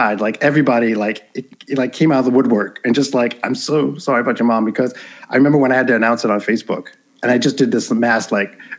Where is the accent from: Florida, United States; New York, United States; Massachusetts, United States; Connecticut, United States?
New York, United States; New York City; I was born and raised in Central Harlem in New York City